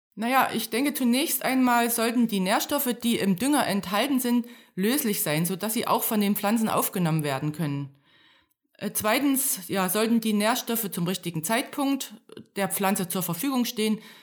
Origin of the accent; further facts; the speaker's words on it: Thuringia, Germany; moved away as an adult; also born or lived in Berlin; Ich, ich komme aus Thüringen. Ich bin in einem kleinen Dorf aufgewachsen und dann zum Studium nach Berlin gekommen